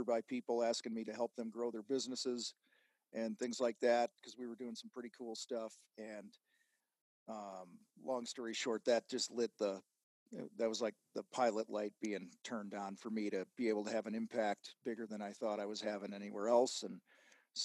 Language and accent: English; outside of Chicago, Illinois, United States; I grew up outside of Chicago